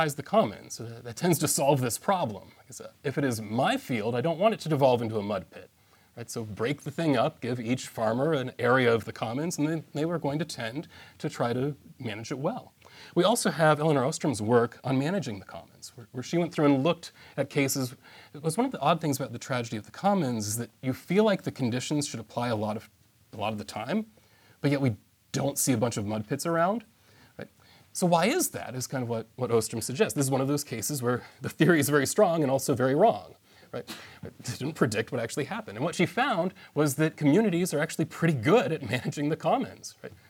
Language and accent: English; United States; I'm an American